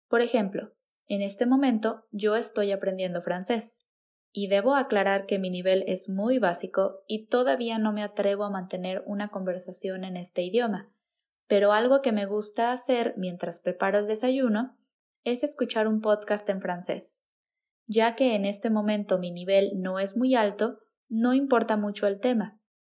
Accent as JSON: {"language": "Spanish", "country": "Mexico", "first_language": "Spanish", "said": "la cultura de México, nuestras tradiciones, nuestra jerga"}